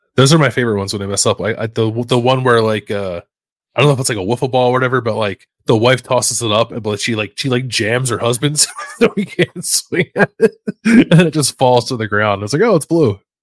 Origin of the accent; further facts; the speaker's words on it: Philadelphia, Pennsylvania, United States; it's in my blood as a Philadelphian